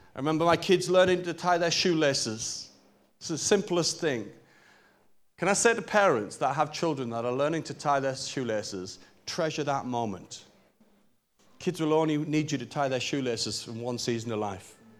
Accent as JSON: {"language": "English", "town": "Newcastle upon Tyne", "region": "North East England", "country": "United Kingdom", "said": "I'm a Geordie boy. I'm from Newcastle."}